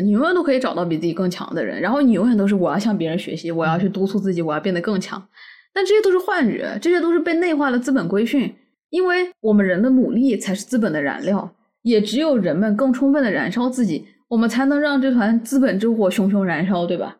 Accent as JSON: {"language": "Chinese", "town": "Wuhan", "region": "Hubei", "country": "China", "said": "我们武汉人"}